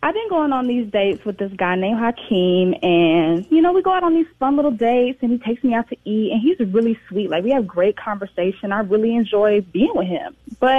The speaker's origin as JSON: {"language": "English", "town": "Atlanta", "region": "Georgia", "country": "United States", "said": "I'm from Atlanta."}